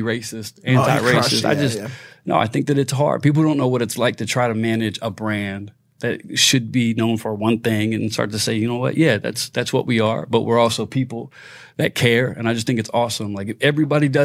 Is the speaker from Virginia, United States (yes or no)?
yes; Virginia, United States; I grew up in Virginia, capital of the Confederacy